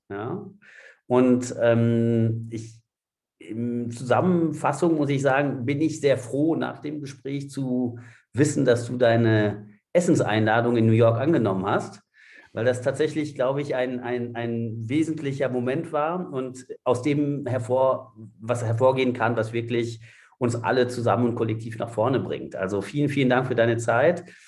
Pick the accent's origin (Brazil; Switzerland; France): France; ich selbst bin Franzose